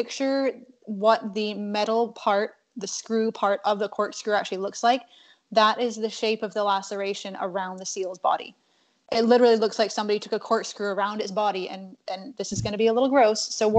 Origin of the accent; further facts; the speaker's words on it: Scotland, United Kingdom; now in United States; I grew up in Scotland